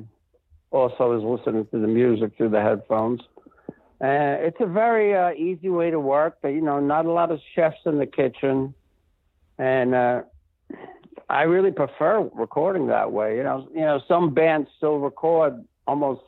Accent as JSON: {"language": "English", "town": "New York City", "region": "New York", "country": "United States", "tie": "born or raised there", "moved": "yes", "lives_now": "Rancho Santa Fe, United States", "said": "growing up in the Bronx"}